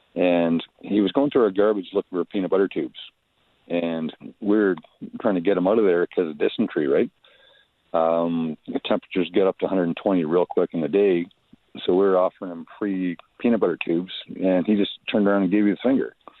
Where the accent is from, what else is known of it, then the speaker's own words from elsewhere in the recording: Detroit area, Southern Ontario, Canada; growing up around Southern Ontario, Detroit area